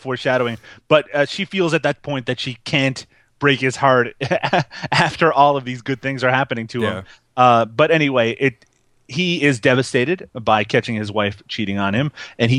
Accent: Canada; I'm Canadian

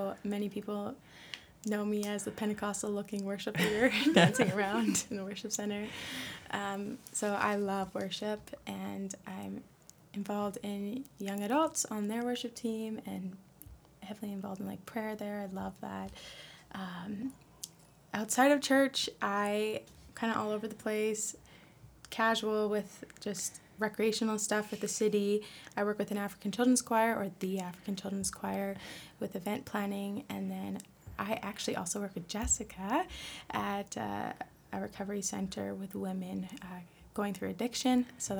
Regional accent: Fort McMurray, Alberta, Canada; also born or lived in Australia; I moved here 2 years ago. I moved from Australia, but I'm originally from Fort McMurray, Alberta.

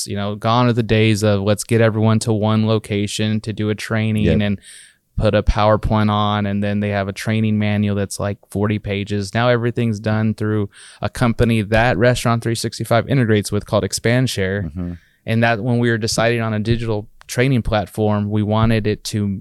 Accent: Texas, United States; we're from Texas originally, our founders, and a lot of us are.

